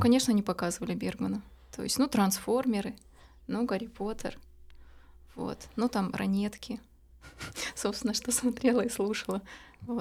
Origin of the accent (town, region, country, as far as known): Novosibirsk, Novosibirsk Oblast, Russia; born or raised there; moved away as an adult; also born or lived in Kamchatka / Saint Petersburg; now in Montenegro